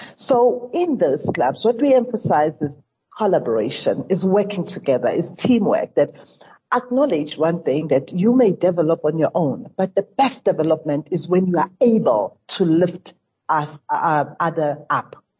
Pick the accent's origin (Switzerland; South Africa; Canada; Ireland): South Africa; as a South African